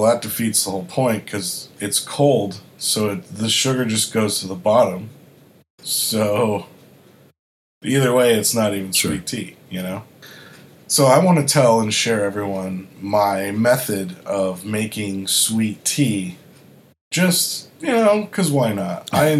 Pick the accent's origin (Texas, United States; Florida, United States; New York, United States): Florida, United States; born there; also born or lived in Arkansas / South Carolina / Kentucky / Massachusetts; I was born in Florida, I lived in the South most of my life. So I've lived in Arkansas, South Carolina, Kentucky, Florida again. Then I moved to Massachusetts.